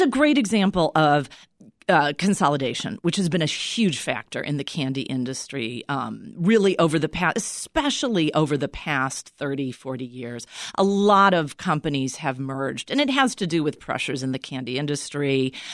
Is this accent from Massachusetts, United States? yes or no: no; Chicago, Illinois, United States; I grew up in the Chicago area.